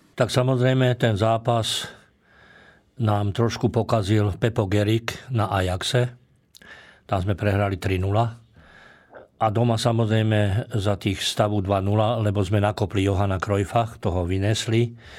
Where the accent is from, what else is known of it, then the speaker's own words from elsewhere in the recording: Trnava, Trnava Region, Slovakia; also born or lived in Handlová; ja som rodák z Trnavy, keď som mal 6 rokov, tak rodičia, otec, e, otec išiel robiť vychovávateľa do Banického učilišta Handlová